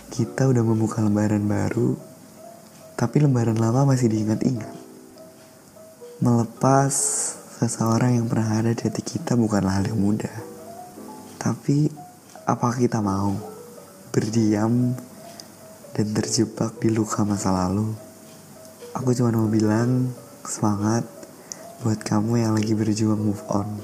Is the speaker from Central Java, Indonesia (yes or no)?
yes; Banyumas, Central Java, Indonesia; born there; Aku lahir di Banyumas 5 November 2003